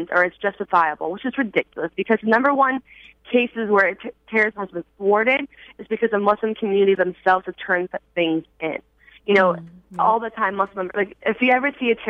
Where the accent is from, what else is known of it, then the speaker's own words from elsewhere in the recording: Schaumburg, Illinois, United States; my community, I lived in Schaumburg, Illinois